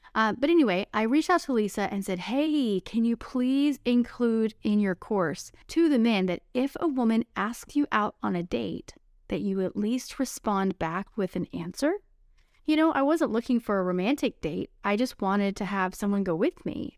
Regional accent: Texas, United States; those old-fashioned values that I grew up with in Texas

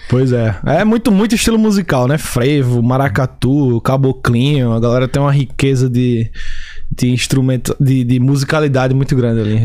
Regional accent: Recife, Pernambuco, Brazil; moved away as an adult; also born or lived in Salvador, Bahia; now in Chicago, United States; sou de Recife, Pernambuco, né? Na verdade, eu nasci em Salvador, Bahia. E daí me mudei, meus pais, minha família se mudou para Recife quando eu era muito pequeno, tinha 5 anos

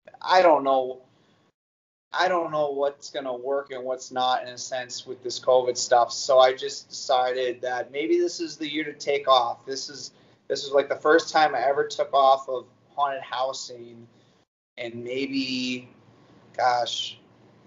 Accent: north of Wisconsin, United States; accent: Yooper; I get really like youpery, if they call it. So, but that's, I'm up north of Wisconsin. That's why you just kind of have those types of people with that voice

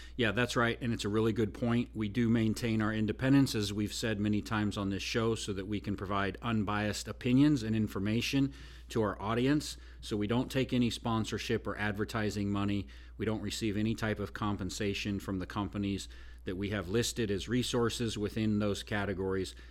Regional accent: Oregon, United States; moved away as an adult; now in Nashville, United States; Actually, I'm not really from Oregon, but I grew up in Oregon, so I'm an Oregonian. But now I've lived in Nashville

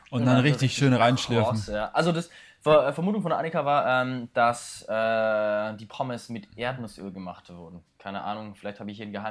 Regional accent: Bavaria, Germany; hier bei uns in Bayern

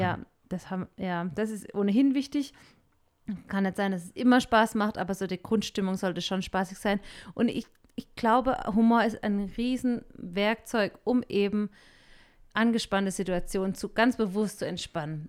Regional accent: Germany; moved away as an adult; now in Peru; wir Deutschen

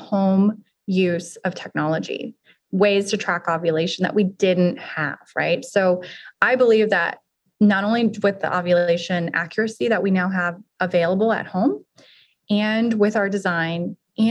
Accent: Arizona, United States; now in Austin, United States; I'm actually from Arizona, but I've lived in Austin now almost as long as I've lived anywhere else

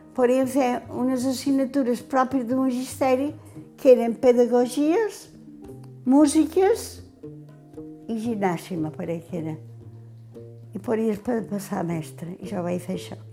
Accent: Pollença, Balearic Islands, Spain; Jo vaig néixer tota la vida he viscut al Calvari perquè vaig néixer a l'Ajuntament

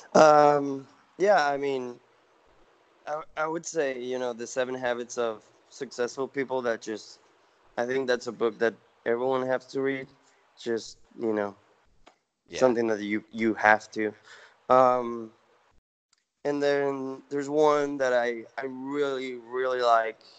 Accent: Venezuela; moved away as an adult; now in United States; I'm originally from Venezuela. Um, so I came to the U.S. for college, and then um, started my own company, and you know, stay here

